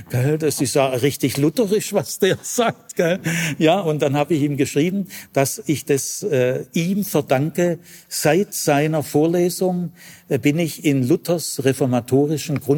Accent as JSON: {"language": "German", "town": "Urbach", "region": "Baden-Württemberg", "country": "Germany", "tie": "born or raised there", "said": "Und als ich dann tatsächlich Pfarrer wurde und in Urbach, meinem Heimatort, ordiniert wurde, das hat meine Mutter gerade noch mitgekriegt"}